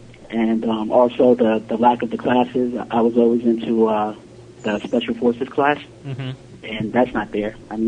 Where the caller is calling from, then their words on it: New York City, New York, United States; Hey, what's up, guys? This is … from New York City.